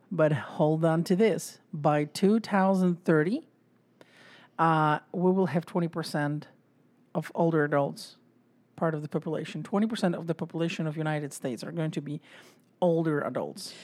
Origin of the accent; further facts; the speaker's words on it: Poland; moved away; I'm from Poland